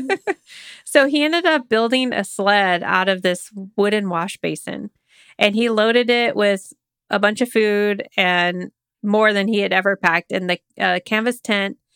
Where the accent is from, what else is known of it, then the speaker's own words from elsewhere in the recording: Oklahoma, United States; I grew up in Oklahoma